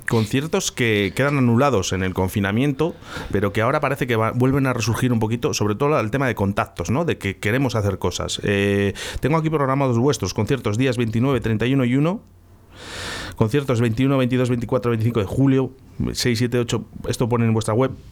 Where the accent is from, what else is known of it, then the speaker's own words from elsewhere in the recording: Valladolid, Castile and León, Spain; Yo soy de La Rondilla.